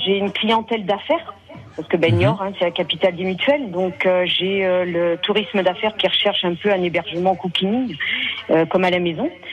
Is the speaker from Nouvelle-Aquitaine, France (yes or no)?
yes; Niort, Nouvelle-Aquitaine, France; also born or lived in south of France; now in Niort, France; moi c'est ma région, je suis née à Niort, j'ai vécu dans le sud et on est revenu ici